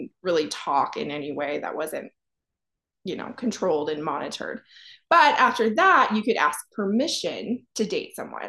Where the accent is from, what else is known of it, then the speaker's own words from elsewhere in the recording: Ohio, United States; also born or lived in Pennsylvania; and I'm from Ohio, Pennsylvania, both actually.